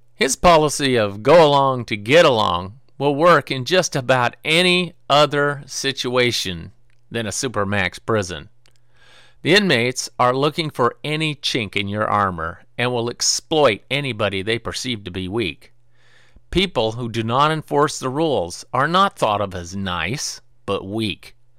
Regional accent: Pacific Northwest, United States; moved away; also born or lived in Marion, Illinois; I was raised in a small town in the, near the woods in the Pacific Northwest

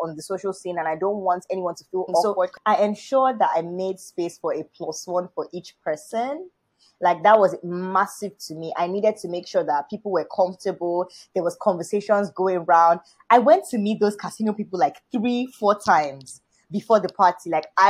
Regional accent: Nigeria; I'm Nigerian.

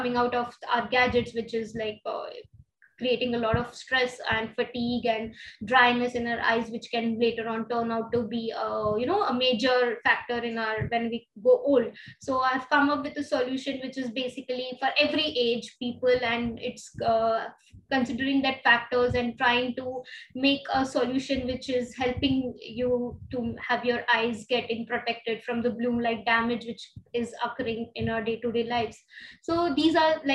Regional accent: India; as an Indian consumer

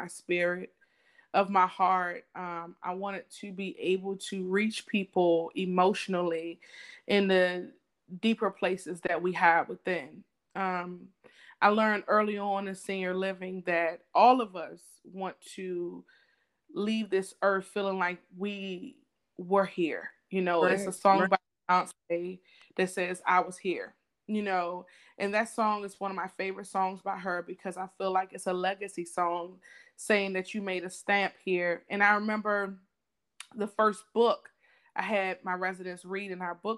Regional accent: the South, United States; we're from the South, so a big thing of the South is service

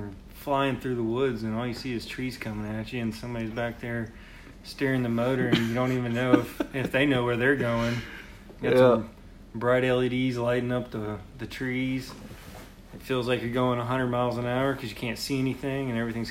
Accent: Georgia, United States; now in Arkansas, United States; I'm originally from Georgia.

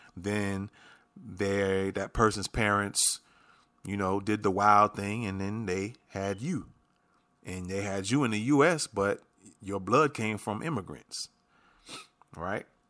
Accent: New York City, New York, United States; moved away; I'm originally from New York. I grew up in the Bronx.

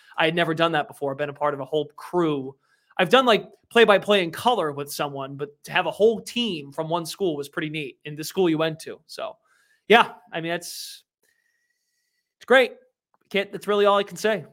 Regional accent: Lowell, Massachusetts, United States; I worked at a local radio station in my hometown of Lowell, Mass, uh, Lowell, Massachusetts

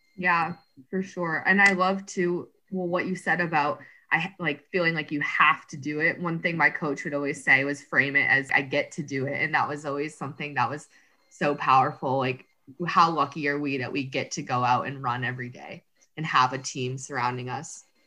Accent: Dover, New Hampshire, United States; moved away as an adult; also born or lived in Massachusetts; now in Portland, United States; I grew up in New Hampshire, ran at Dover High

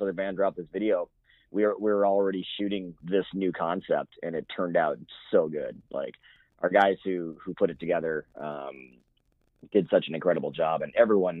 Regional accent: Midwest, United States; now in Oregon, United States; I grew up in the Midwest

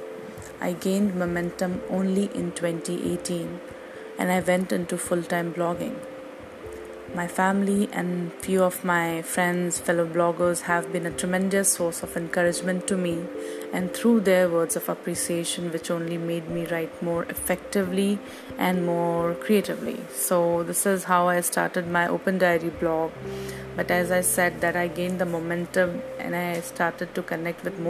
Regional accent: India; from India

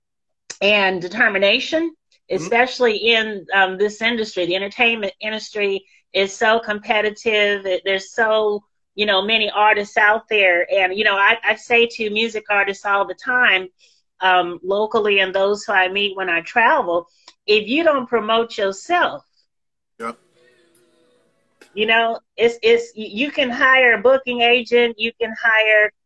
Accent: San Francisco, California, United States; I'm a native San Franciscan, okay. Born and raised in the Greater Bay area.

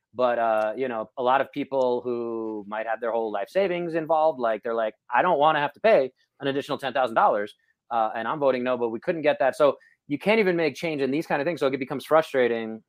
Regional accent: New York, United States; moved away; as a New Yorker

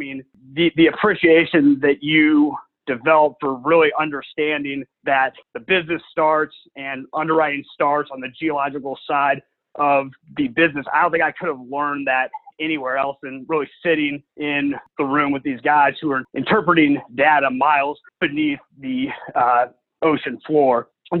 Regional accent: St. Louis, Missouri, United States; moved away as an adult; now in Dallas, United States; born and raised in St. Louis.

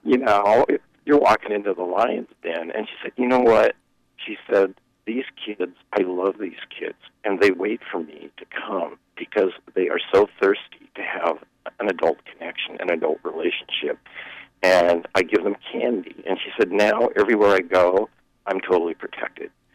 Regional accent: Seattle, Washington, United States; I grew up in Seattle

